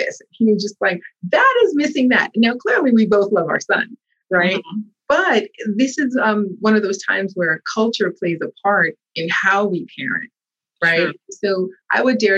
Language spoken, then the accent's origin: English; United States; I was born here, raised here, but also raised in a household that was a Haitian household